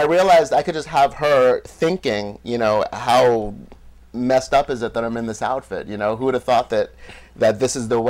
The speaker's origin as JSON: {"language": "English", "town": "New York City", "region": "New York", "country": "United States", "tie": "born or raised there", "said": "I was born in New York City with loving parents"}